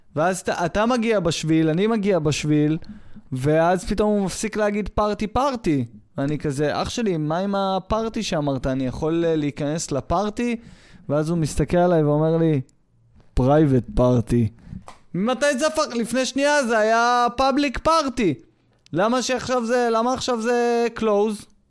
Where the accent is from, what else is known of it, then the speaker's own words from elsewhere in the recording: Israel; מזהים אותי כישראלי